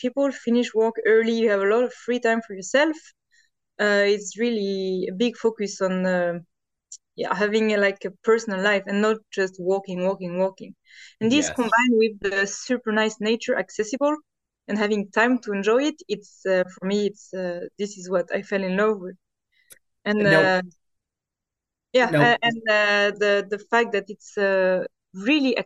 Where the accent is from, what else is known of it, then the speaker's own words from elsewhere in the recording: Normandy, France; moved away as an adult; also born or lived in Trondheim, Norway; now in Norway; actually from France, from Normandy. And I moved to Norway 7 years ago